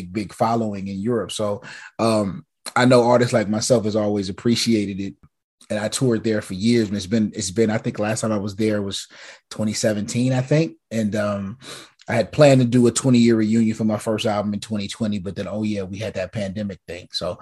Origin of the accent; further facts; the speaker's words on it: Southern California, United States; I'm from Southern California